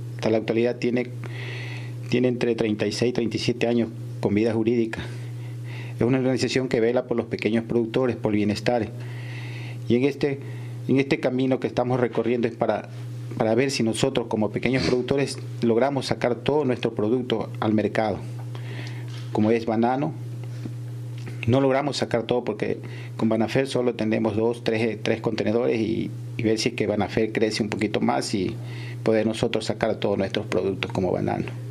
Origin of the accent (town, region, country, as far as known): Ecuador